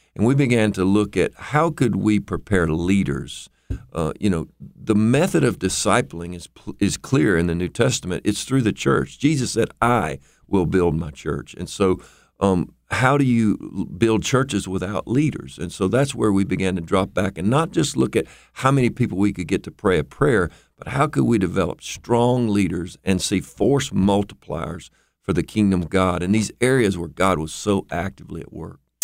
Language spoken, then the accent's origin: English; United States; as an American